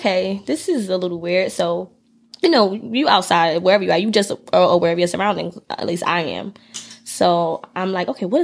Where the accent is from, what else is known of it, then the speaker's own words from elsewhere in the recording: Irvington, New Jersey, United States; now in Newark, United States; But I grew up in Irvington originally. I went to the schools out here and all that stuff.